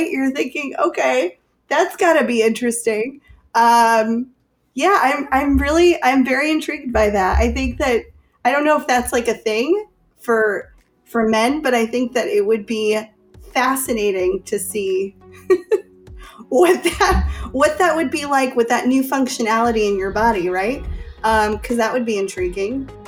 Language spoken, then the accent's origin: English; Chicago, Illinois, United States; I'm from Chicago.